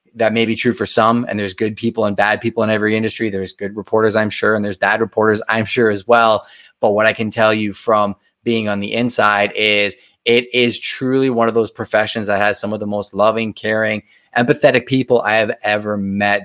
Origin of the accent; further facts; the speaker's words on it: Montreal, Quebec, Canada; I'm from Montreal